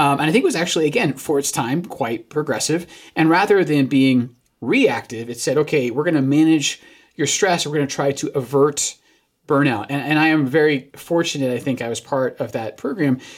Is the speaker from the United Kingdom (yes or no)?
yes; Scotland, United Kingdom; moved away as an adult; now in United States; got exported from America to Scotland where I grew up